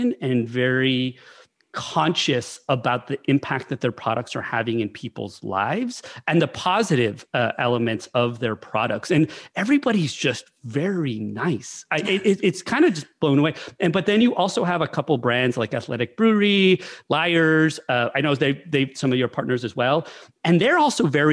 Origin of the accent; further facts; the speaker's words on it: New Mexico, United States; I'm from New Mexico